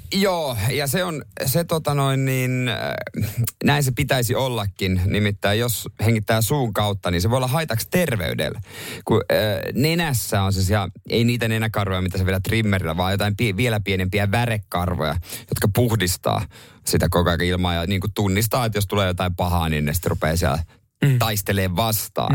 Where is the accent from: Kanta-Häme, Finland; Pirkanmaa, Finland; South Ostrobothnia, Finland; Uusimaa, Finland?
South Ostrobothnia, Finland; Seinäjoki; mä oon ihan syntyperäinen seinäjokinen